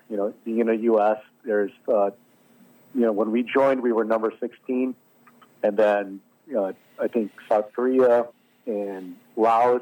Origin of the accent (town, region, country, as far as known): Philippines; born or raised there; now in United States